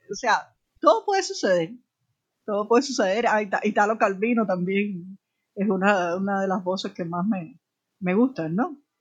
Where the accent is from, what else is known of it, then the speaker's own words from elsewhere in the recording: Havana, Cuba; yo nací en la periferia de la mar